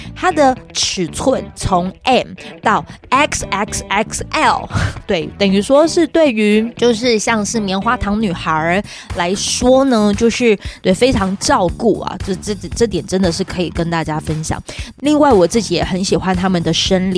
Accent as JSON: {"language": "Chinese", "region": "Pingtung County", "country": "Taiwan", "tie": "born or raised there", "said": "屏东，我是屏东人"}